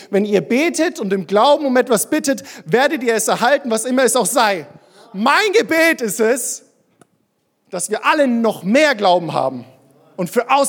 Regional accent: Würzburg, Bavaria, Germany; Ich bin in Würzburg groß geworden, bin da in eine Kirche gegangen.

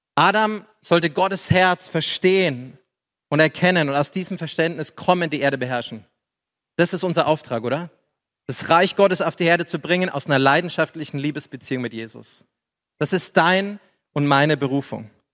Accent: Upper Palatinate, Bavaria, Germany; ich komme aus der Oberpfalz.

